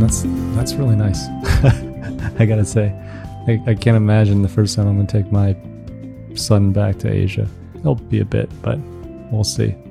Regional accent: Southeast Michigan, United States; also born or lived in China; I grew up in Southeast Michigan

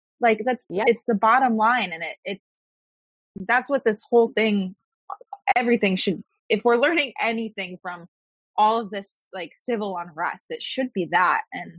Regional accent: near Springfield, Massachusetts, United States; born or raised there

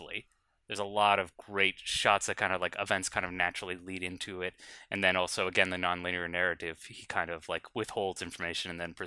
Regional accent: United States; I'm an American

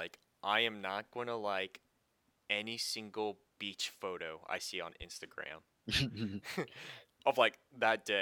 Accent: Pensacola, Florida, United States; moved away; as a former, like, beach boy, I was born in Pensacola.

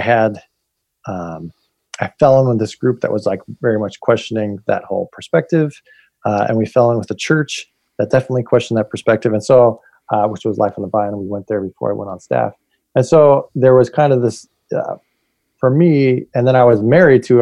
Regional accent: Bay Area, California, United States; I was raised in California, Bay Area

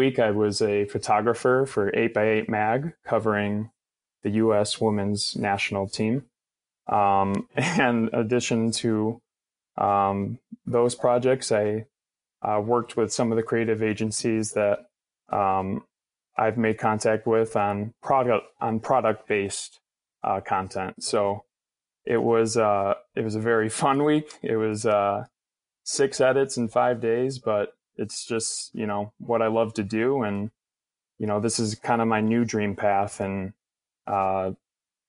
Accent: Chicago, Illinois, United States; growing up in Chicago

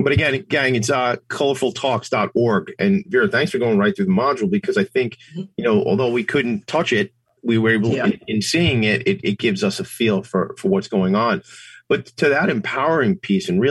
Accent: Long Island, New York, United States; I grew up here on Long Island, pretty diverse place to grow up

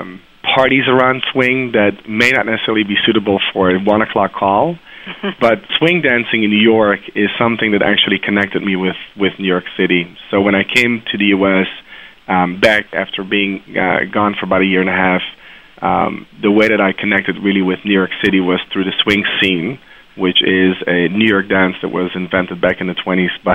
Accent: Maastricht, Limburg, Netherlands; moved away; also born or lived in Haifa, Israel; I was born in Israel, in Haifa, and I grew up in Maastricht, which is in the southern part of Holland

